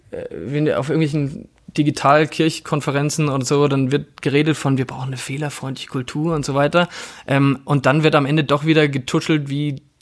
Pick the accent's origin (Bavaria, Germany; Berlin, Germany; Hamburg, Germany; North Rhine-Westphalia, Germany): Bavaria, Germany; Coburg; ich habe mich auch mal politisch engagiert äh, als, als Jugendlicher in meiner Heimatstadt Coburg